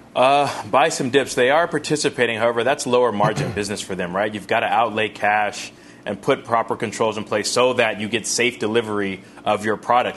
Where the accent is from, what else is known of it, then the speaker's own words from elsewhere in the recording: California, United States; California, my home state